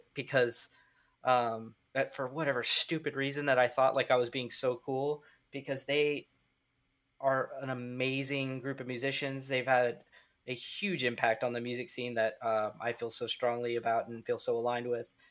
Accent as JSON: {"language": "English", "region": "Midwest", "country": "United States", "said": "We're from the Midwest"}